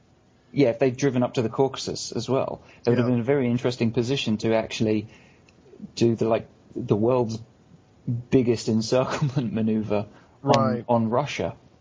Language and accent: English; United Kingdom; as a British person as well